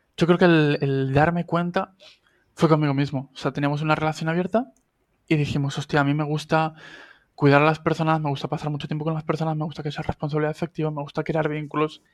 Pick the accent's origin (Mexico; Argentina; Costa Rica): Argentina; now in Spain; argentino que vive en España desde hace 17 años